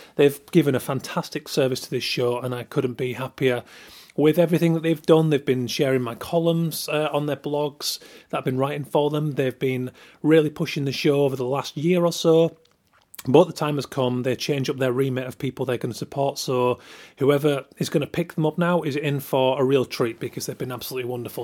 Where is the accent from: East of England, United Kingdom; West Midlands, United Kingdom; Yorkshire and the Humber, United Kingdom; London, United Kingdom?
Yorkshire and the Humber, United Kingdom